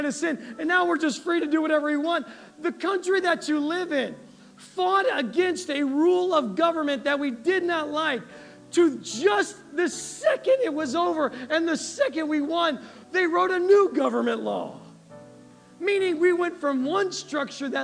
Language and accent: English; United States; We're Americans.